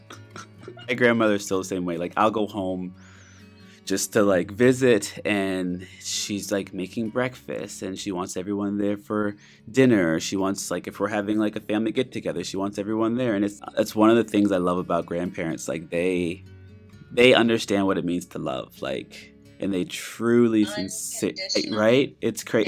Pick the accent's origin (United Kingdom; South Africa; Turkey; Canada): Canada; moved away; I'm from Canada